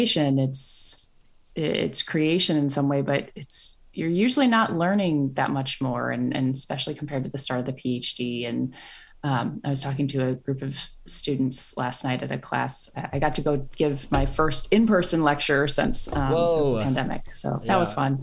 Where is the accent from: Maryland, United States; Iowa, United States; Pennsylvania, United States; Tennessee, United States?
Iowa, United States; moved away as an adult; also born or lived in North Carolina; now in San Francisco, United States; I grew up in Iowa and then I went to North Carolina for grad school